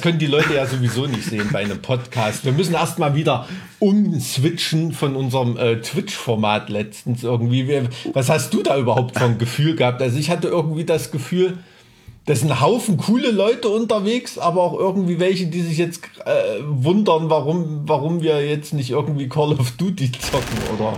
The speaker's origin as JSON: {"language": "German", "region": "East Germany", "country": "Germany", "tie": "born or raised there", "said": "ich als Kind, ich bin mit äh, Leuchtstoffröhren aufgewachsen, ne? weil, weißt du, in so einem DDR-Neubau-Plattenbaugebiet."}